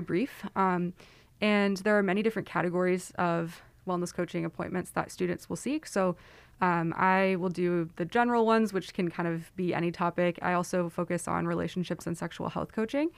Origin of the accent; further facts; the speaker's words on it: Silicon Valley, California, United States; moved away; I am from Silicon Valley